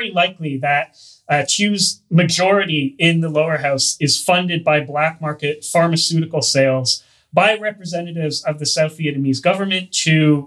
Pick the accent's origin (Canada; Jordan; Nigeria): Canada; accent: Hoser; I'm Canadian